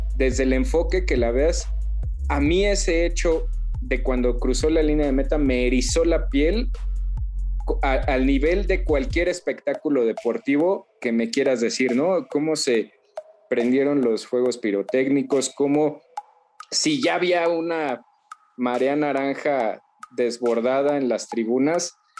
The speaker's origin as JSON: {"language": "Spanish", "country": "Mexico", "said": "nosotros somos mexicanos"}